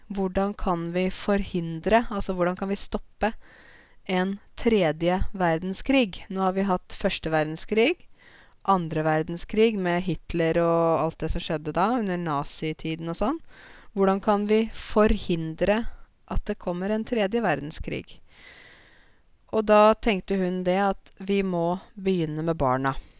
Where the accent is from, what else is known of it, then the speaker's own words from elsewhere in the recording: Norway; also born or lived in Zanzibar; sånn sett er jeg jo som nordmann